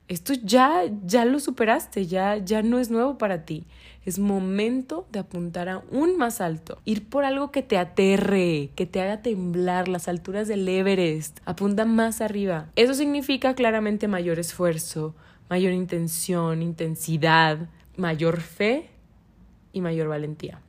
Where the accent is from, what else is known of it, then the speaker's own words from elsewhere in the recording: Monterrey, Nuevo León, Mexico; yo soy de Monterrey